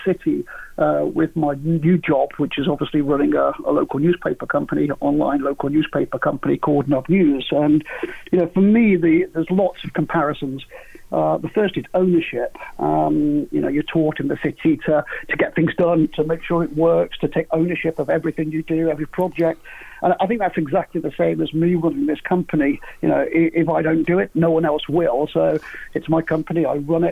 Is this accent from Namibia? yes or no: no; Crewe, North West England, United Kingdom; moved away as an adult; also born or lived in Nantwich / London; born in Nantwich, but lived in Crewe on Gresty Road all the way up until I was 18